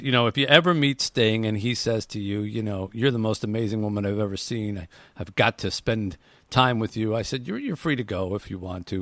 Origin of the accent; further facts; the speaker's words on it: Detroit, Michigan, United States; I want to raise money for my hometown here in Detroit